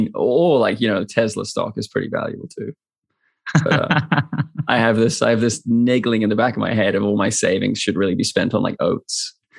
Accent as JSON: {"language": "English", "town": "Plymouth", "region": "South West England", "country": "United Kingdom", "moved": "yes", "lives_now": "New Zealand", "said": "I'm originally from Plymouth, just south of you"}